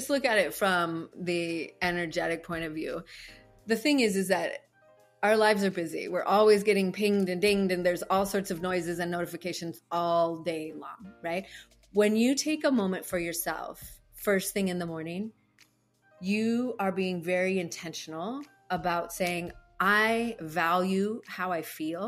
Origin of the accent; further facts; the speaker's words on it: Canada; moved away as an adult; now in Hawaii, United States; I'm originally from Canada